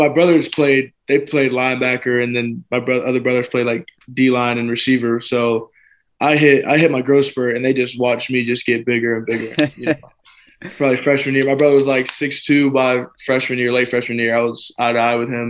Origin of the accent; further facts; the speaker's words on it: Jacksonville, Florida, United States; So I'm from Jacksonville, Florida. I've been born and raised there. To be honest, I've never lived outside of Jacksonville. You know, I love it there. It's where I grew up.